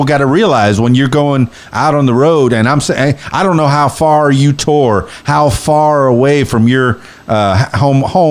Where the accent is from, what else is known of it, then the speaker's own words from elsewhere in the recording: Florida Keys, United States; moved away as an adult; now in Arkansas, United States; I'm born and raised in the Florida Keys